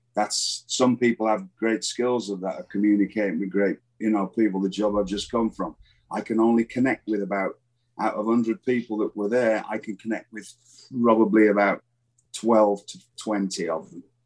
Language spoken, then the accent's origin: English; England, United Kingdom; moved away as an adult